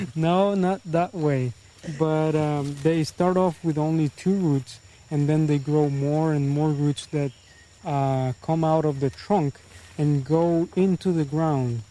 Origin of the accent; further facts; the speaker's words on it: Puerto Viejo, Heredia, Costa Rica; I'm from Puerto Viejo. I've been living here all my life.